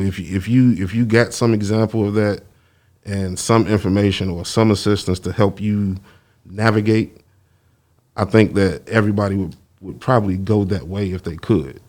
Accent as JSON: {"language": "English", "town": "Chicago", "region": "Illinois", "country": "United States", "also_born_or_lived": "Memphis", "moved": "as an adult", "said": "we are from Chicago"}